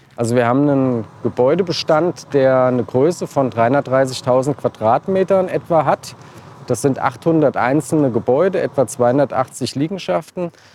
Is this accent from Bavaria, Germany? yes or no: no; Marburg, Hesse, Germany; Ich bin hier geboren und habe Gymnasium Martin-Luther-Schule Abitur gemacht